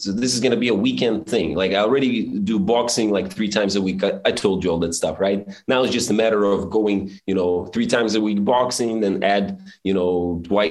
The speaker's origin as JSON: {"language": "English", "country": "Belarus", "also_born_or_lived": "Suzhou, China", "moved": "yes", "said": "when I was the only Belarusian most people knew in Suzhou"}